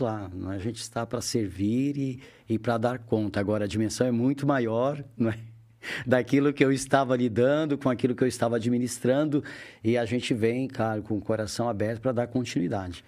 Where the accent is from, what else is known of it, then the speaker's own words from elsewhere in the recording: Criciúma, Santa Catarina, Brazil; moved away as an adult; also born or lived in Joinville; eu sou de Criciúma. Criciúma. Mais ao sul ainda de Santa Catarina.